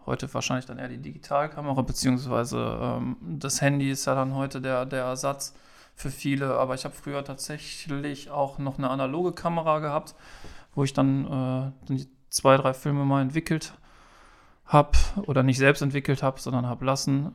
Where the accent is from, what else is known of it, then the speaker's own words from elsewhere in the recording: Straelen, North Rhine-Westphalia, Germany; komme aus Strahlen am wunderschönen Niederrhein